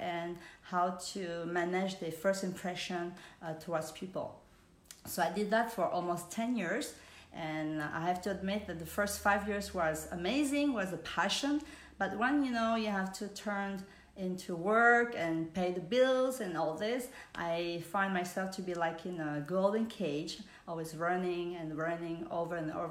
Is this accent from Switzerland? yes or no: yes; Switzerland; English is a second language; moved away as an adult; also born or lived in Vietnam / New York / Spain / Hong Kong; I was born in Vietnam. I grew up in Switzerland with my family and sister and brother